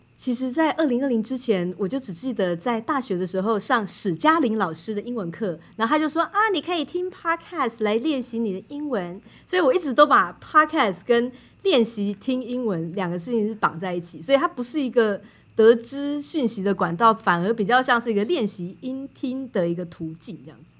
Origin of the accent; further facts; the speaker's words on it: Wulai tribe, New Taipei, Taiwan; now in Finland; 我来自乌来部落的太阳族，从小在老街长大